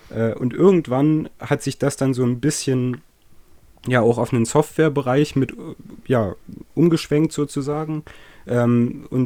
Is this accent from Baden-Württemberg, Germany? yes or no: no; Saxony, Germany; accent: Saxon; Deutschlands, aus dem östlichsten Landkreis. Ähm, Genau, äh, hoffentlich merkt man mir das nicht zu sehr an, wo ich herkomme. Ähm, so geht sächsisch.